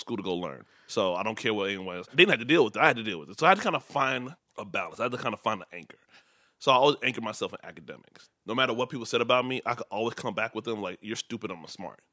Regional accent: Midwest, United States; born or raised there; first language Yoruba; English is a second language; also born or lived in Nigeria

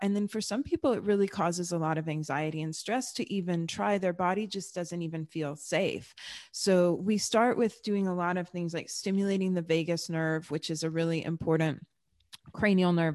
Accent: Texas, United States; born or raised there; also born or lived in Germany

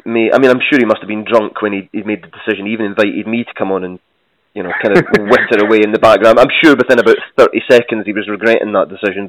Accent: Scotland, United Kingdom; I'm Scottish

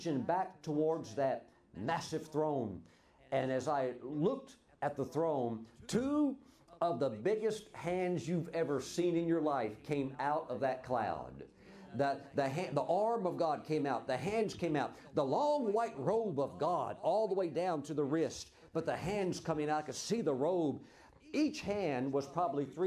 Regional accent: Mississippi, United States; I grew up in Mississippi, the poorest state in the nation

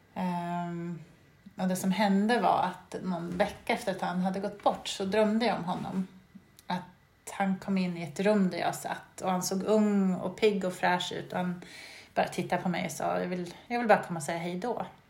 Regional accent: Sweden; moved away as an adult; also born or lived in England; jag var väl hemma i Sverige det året

